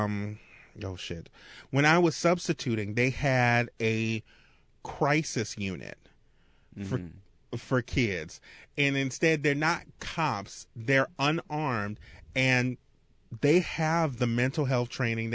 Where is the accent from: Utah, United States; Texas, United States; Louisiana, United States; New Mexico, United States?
Louisiana, United States; Marrero; I grew up in Marrero.